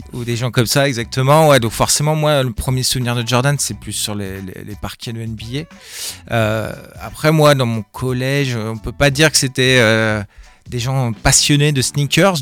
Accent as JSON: {"language": "French", "town": "Rouen", "region": "Normandy", "country": "France", "moved": "yes", "said": "je suis de Rouen à la base, donc Normandie"}